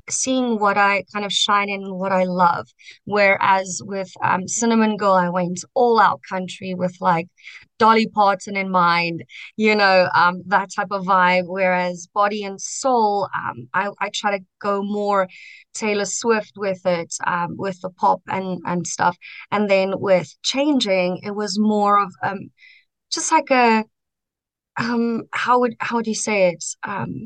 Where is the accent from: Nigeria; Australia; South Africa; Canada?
South Africa; Centurion, Gauteng; also born or lived in Kempton Park / Pretoria; I was born in Kempton and I grew up in Centurion